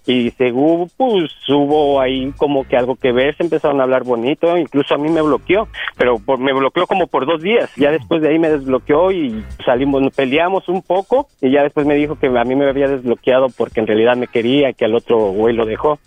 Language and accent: Spanish; Mexico City, Mexico; yo soy del DF, yo soy del Distrito Federal